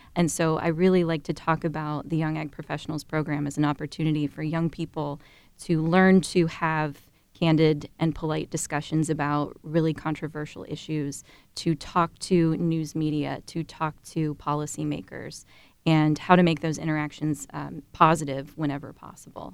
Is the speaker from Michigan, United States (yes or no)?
no; Dover, Ohio, United States; I'm originally from Dover, Ohio. So I grew up on a two hundred acre registered Holstein dairy farm